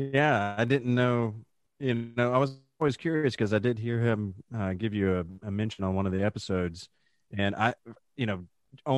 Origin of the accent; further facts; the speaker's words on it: Georgia, United States; Born and raised in Georgia, still live in the Atlanta metro area